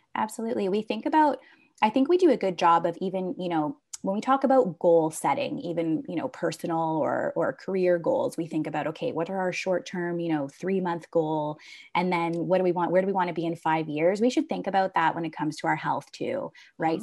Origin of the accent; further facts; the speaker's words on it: Hamilton, Ontario, Canada; born and raised in Hamilton, Ontario, so I went to McMaster University.